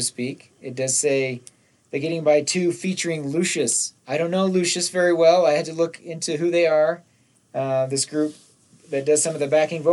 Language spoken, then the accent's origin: English; Nephi, Utah, United States; when I was growing up in Nephi